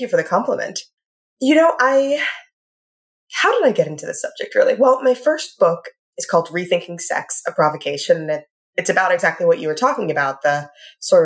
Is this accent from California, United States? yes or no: no; Richmond, Virginia, United States; I grew up in Richmond, Virginia